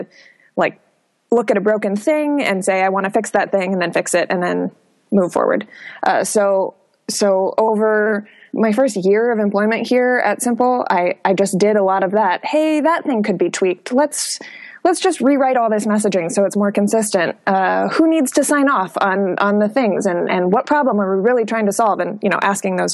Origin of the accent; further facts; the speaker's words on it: Minneapolis, Minnesota, United States; moved away as an adult; now in Portland, United States; I was born and raised in Minneapolis